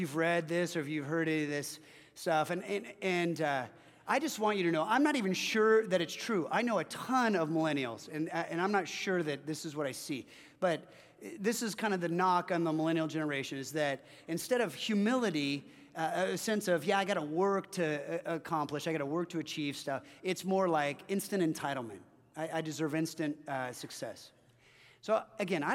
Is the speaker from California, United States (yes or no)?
yes; Orange County, Southern California, United States; born or raised there